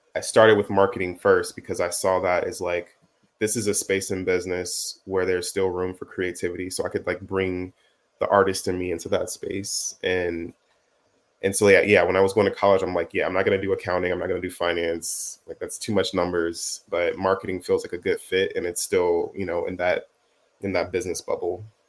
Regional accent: Chicago, Illinois, United States; moved away as an adult; also born or lived in Texas; now in Los Angeles, United States; born and raised in Chicago

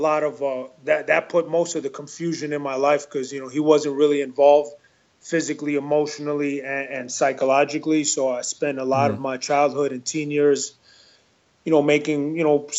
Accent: New York City, New York, United States; also born or lived in Elmhurst, Queens / Queens Village, Queens; I was born in Elmhurst, New York, or Queens, New York, and my family moved to Queens Village, New York when I was about 8 years old.

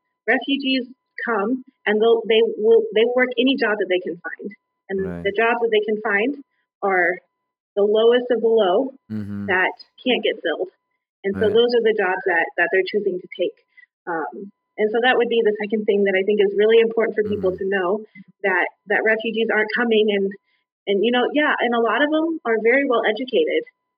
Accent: United States; born there; We don't get to decide I'm better because I was born in America.

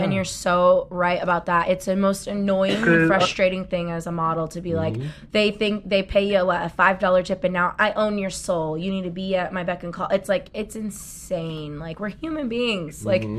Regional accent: Southern California, United States; I grew up in Southern California in a very mixed cultural, racial family and around a lot of people.

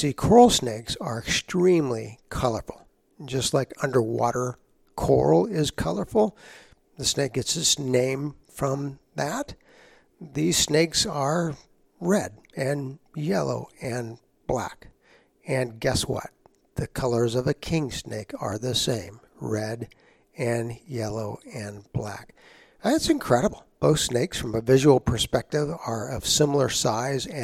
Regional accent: San Antonio, Texas, United States; I grew up in San Antonio, Texas

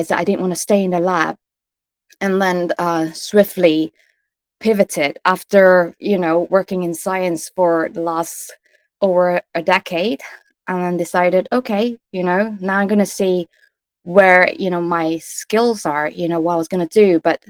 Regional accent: Kuala Lumpur, Malaysia; moved away; I grew up with undiagnosed ADHD in a part of Asia called Kuala Lumpur, Malaysia

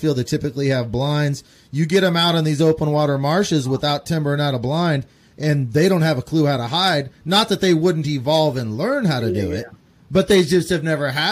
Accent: Central Kansas, United States; I grew up in Central Kansas

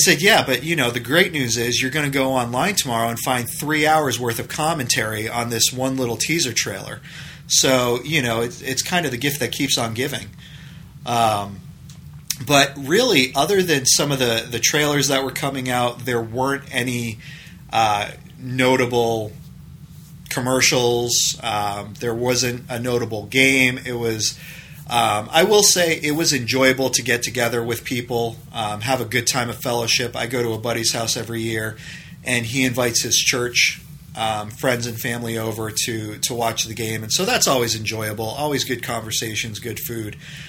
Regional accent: New England, United States; I grew up in New England.

